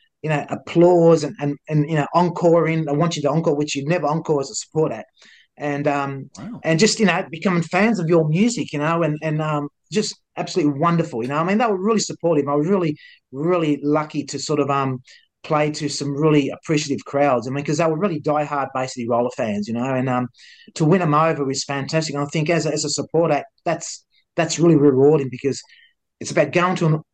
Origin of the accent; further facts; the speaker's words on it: Melbourne, Victoria, Australia; He says, Melbourne. I said, so am